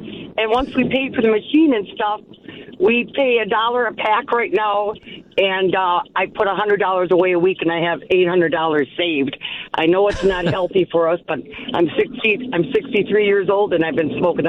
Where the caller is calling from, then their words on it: Theresa, Wisconsin, United States; Teresa, Wisconsin.